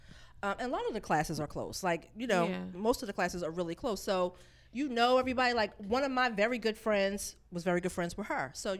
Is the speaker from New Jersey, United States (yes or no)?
yes; Roselle, New Jersey, United States; Roselle, New Jersey.